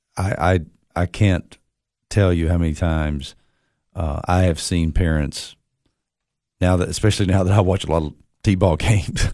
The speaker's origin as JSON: {"language": "English", "town": "Monterey", "region": "Tennessee", "country": "United States", "tie": "born or raised there", "said": "growing up in Monterey"}